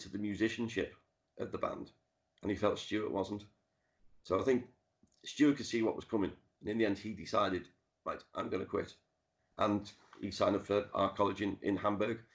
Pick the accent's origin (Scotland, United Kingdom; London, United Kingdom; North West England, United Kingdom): North West England, United Kingdom; Liverpool; I grew up in the Dingle where Ringo's from, went to the school that he went to. Um, I've lived off Penny Lane for over 30 years.